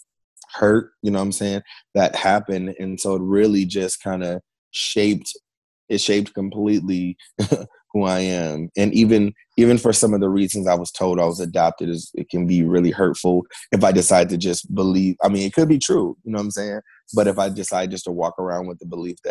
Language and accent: English; Fairfield, California, United States; I was born and raised in Fairfield, California